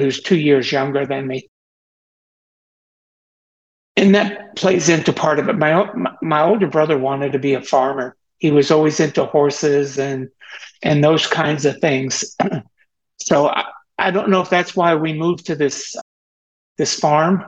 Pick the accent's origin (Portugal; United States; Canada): United States; Teaneck, New Jersey; I was born in Teaneck, New Jersey on August 26, 1947